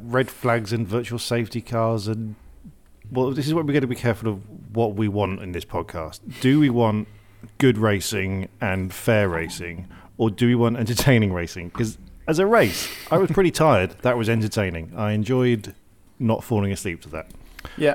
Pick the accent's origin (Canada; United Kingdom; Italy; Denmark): United Kingdom; I'm British.